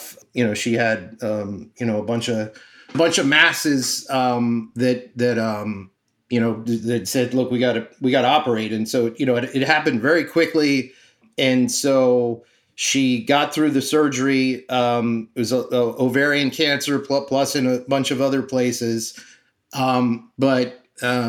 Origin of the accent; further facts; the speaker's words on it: Miami, Florida, United States; now in New York, United States; I'm from Miami